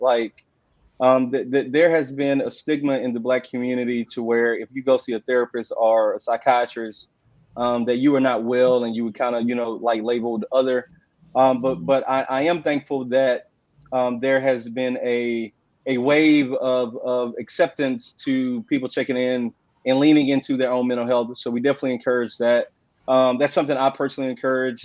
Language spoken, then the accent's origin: English; Houston, Texas, United States; also born or lived in Austin, Texas; I'm originally from Houston. I was raised by my grandparents